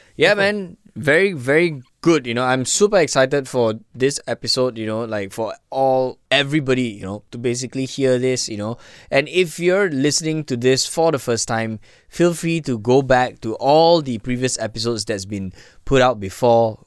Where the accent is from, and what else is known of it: Malaysia